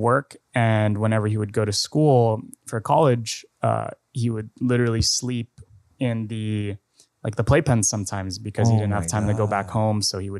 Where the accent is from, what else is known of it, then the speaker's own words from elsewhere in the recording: Mandaluyong, Metro Manila, Philippines; born there; also born or lived in Antipolo; So funny enough, I was born in Mandaluyong. Mm-hmm. I went to Montessori in Antipolo.